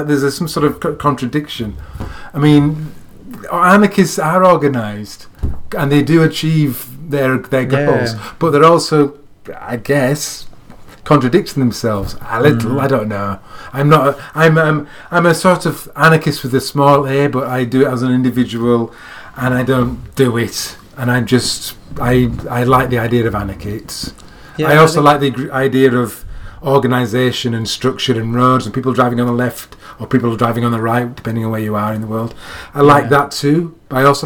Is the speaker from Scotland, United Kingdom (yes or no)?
no; Yorkshire and the Humber, United Kingdom; I'm living my life as a Yorkshireman in 2017, living in England.